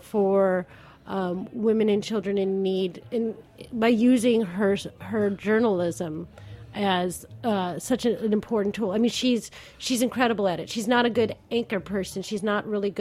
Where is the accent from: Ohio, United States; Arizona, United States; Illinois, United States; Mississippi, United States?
Illinois, United States; Chicago; moved away as an adult; also born or lived in New Jersey; I'm actually from Chicago